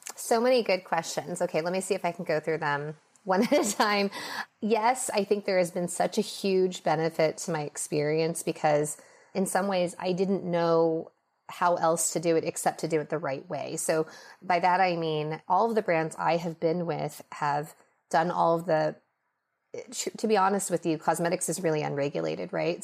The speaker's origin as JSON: {"language": "English", "town": "Los Angeles", "region": "California", "country": "United States", "tie": "born or raised there", "also_born_or_lived": "Minnesota", "said": "I was raised mostly in Los Angeles."}